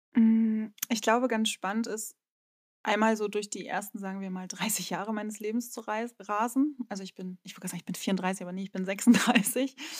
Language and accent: German; Rostock, Mecklenburg-Vorpommern, Germany; accent: Norddeutsche; moved away as an adult; also born or lived in Berlin; meine Heimatstadt Rostock